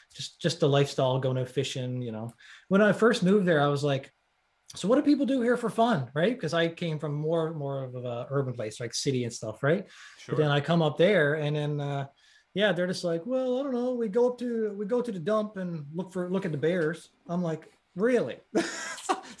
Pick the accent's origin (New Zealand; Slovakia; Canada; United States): Canada; Newfoundland and Labrador; I'm from Newfoundland, Canada